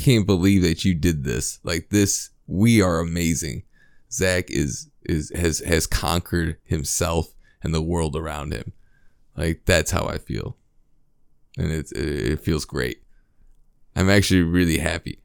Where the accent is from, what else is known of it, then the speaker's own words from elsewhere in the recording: United States; as a American